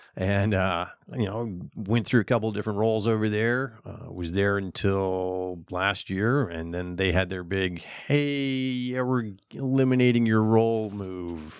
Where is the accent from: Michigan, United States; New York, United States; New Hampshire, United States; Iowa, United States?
New Hampshire, United States; moved away as an adult; also born or lived in Finland; now in Florida, United States; I'm originally from New Hampshire